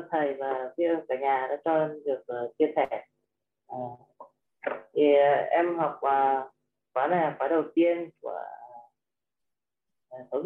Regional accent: Yên Bái, Vietnam; à. à, em xin giới thiệu một chút … và em đến từ tỉnh Yên Bái ạ à, em sinh năm 1980

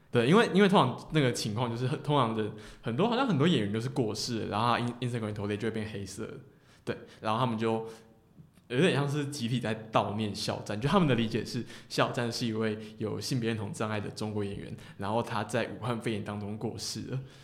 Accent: Tainan, Taiwan; 我是台南人啊

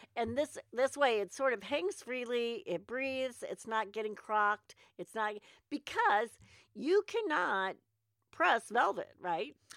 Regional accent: United States; I'm an American

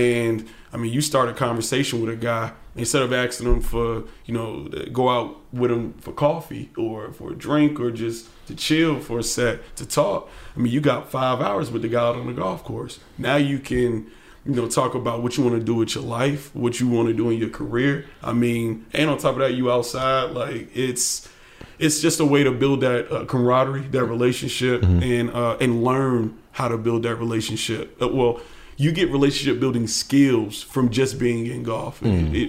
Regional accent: Atlanta, Georgia, United States; I grew up in East Atlanta, and I started playing golf when I was 6 years old.

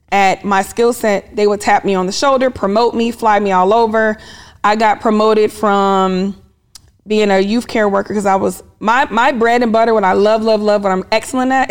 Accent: Topeka, Kansas, United States; also born or lived in Germany; now in Atlanta, United States; Born in Germany because I was in the military lived all over, but I claim Kansas, Topeka, Kansas to be exact.

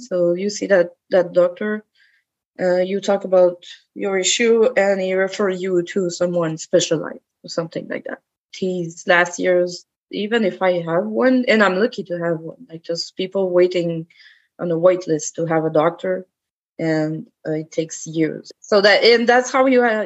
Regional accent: Quebec City, Quebec, Canada; I've grown up in Quebec. In Quebec City as well

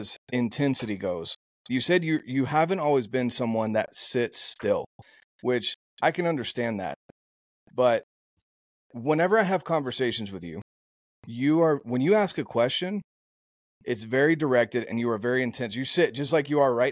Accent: North Carolina, United States; Growing up in North Carolina in the Bible Belt and being one of two Mormons in my high school of 2,000 plus kids

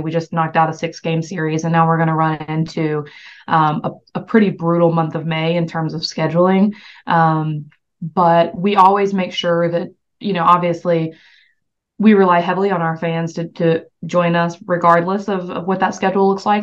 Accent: the South, United States; I'm from the South

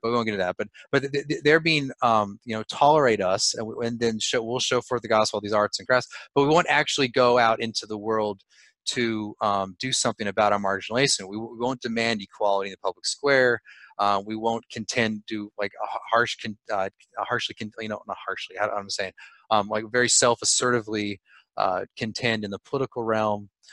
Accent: California, United States; I'm from California

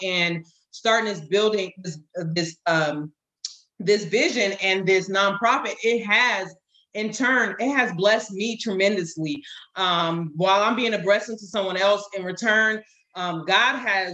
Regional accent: California, United States; moved away as an adult; now in North Carolina, United States; I was born and raised in California. We now relocated to North Carolina

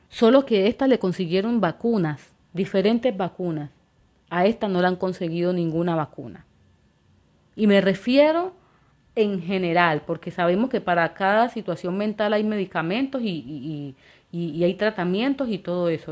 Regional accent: Quibdó, Chocó, Colombia; yo soy de Quibdó, del departamento del Chocó de Colombia, orgullosamente

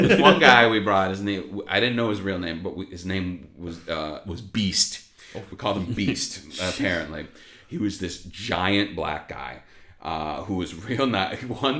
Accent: Chicago, Illinois, United States; moved away; I mean, like I said, I'm from Chicago.

